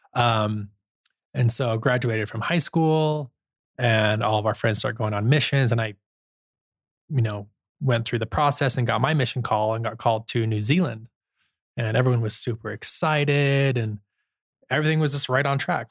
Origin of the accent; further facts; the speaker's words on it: Holladay, Utah, United States; I grew up in Holiday, Utah